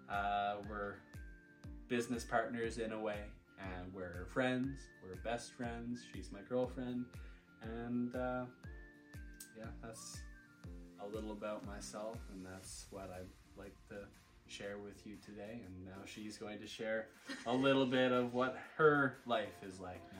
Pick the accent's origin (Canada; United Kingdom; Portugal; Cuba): Canada; Prince Edward Island; moved away as an adult; now in Alberta, Canada; Uh, I'm 25 years old. I come from Prince Edward Island, Canada. Uh, moved here to Alberta about eight years ago now